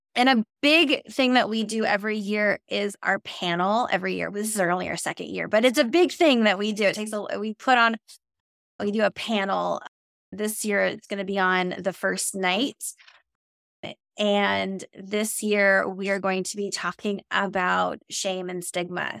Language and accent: English; Minnesota, United States; I'm a Minnesotan and I, I drive in snow all the time